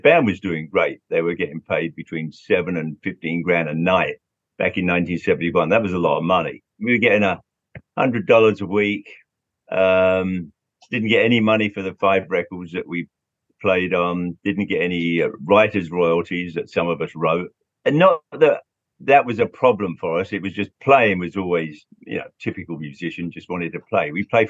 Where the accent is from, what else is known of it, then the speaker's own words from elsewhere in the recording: London, United Kingdom; Yeah, it was a great time growing up in London, seeing all those bands.